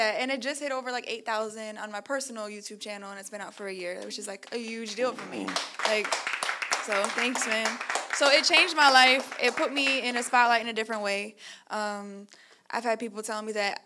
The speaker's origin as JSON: {"language": "English", "town": "Chicago", "region": "Illinois", "country": "United States", "tie": "born or raised there", "moved": "yes", "lives_now": "New York, United States", "said": "So I'm from Chicago. I grew up in an all-black neighborhood."}